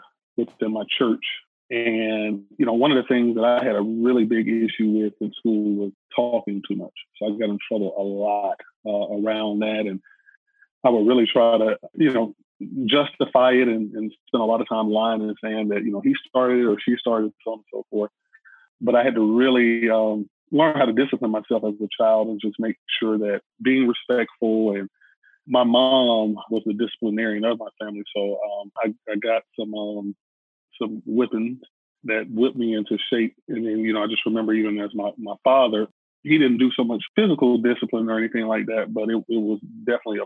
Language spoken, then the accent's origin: English; Atlanta, Georgia, United States; being born and raised in Atlanta, which is the home of the civil rights movement